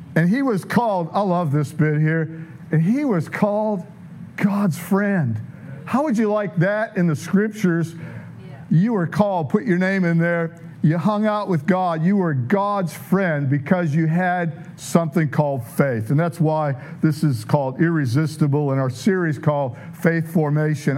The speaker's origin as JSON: {"language": "English", "town": "Detroit", "region": "Michigan", "country": "United States", "said": "I'm from South Detroit"}